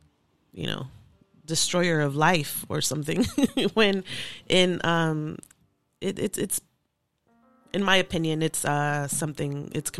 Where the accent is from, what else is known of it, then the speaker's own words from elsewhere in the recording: Los Angeles, California, United States; So grew up in LA, born and raised. Grew up in South Central